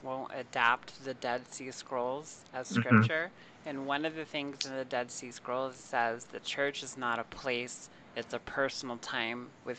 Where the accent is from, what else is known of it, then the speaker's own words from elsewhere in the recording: the Bible Belt, United States; moved away; also born or lived in California; I grew up in the Bible Belt, and one of the first things people always ask you when they first meet you was, what church did you go to? And then I went from that to live in California